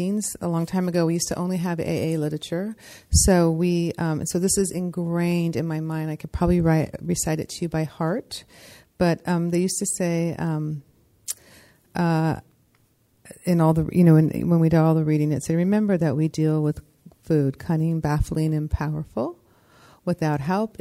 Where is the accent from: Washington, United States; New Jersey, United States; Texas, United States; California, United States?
California, United States; San Francisco; also born or lived in Seattle; I'm from San Francisco